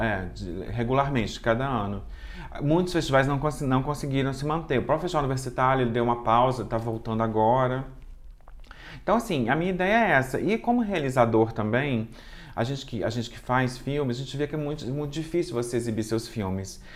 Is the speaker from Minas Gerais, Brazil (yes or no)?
yes; Juiz de Fora, Minas Gerais, Brazil; also born or lived in Rio de Janeiro; eu sou de Juiz de Fora